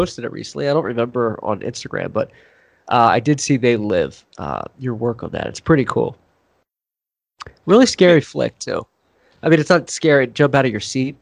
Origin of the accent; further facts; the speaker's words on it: Philadelphia, Pennsylvania, United States; now in Los Angeles, United States; I'm not a true LA-er. I'm from Philadelphia